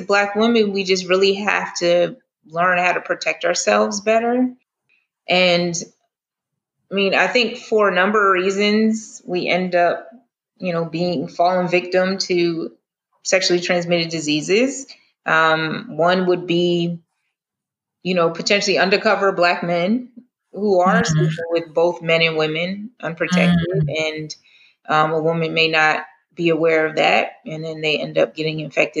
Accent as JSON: {"language": "English", "region": "the North", "country": "United States", "moved": "yes", "lives_now": "the South, United States", "said": "I'm originally from the North"}